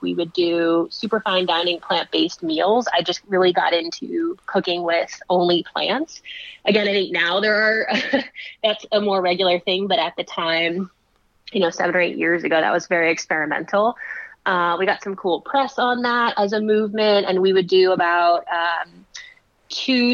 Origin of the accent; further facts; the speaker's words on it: Pennsylvania, United States; I'm originally from Pennsylvania